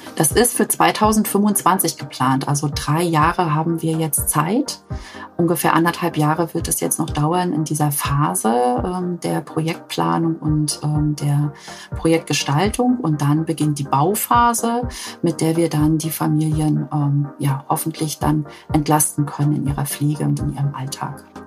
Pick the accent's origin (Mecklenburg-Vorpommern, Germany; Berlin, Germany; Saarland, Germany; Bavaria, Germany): Mecklenburg-Vorpommern, Germany